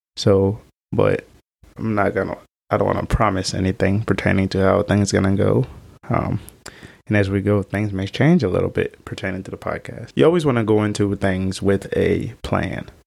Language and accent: English; Haiti; moved away; I was adopted from Haiti, right before the earthquake had happened. I, I've had to grow up in an environment so different than what I was used